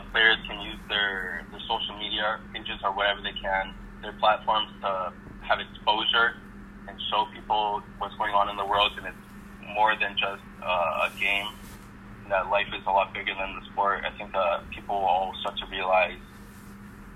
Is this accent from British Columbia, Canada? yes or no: yes; Vancouver, British Columbia, Canada; now in Victoria, Canada; I'm from Vancouver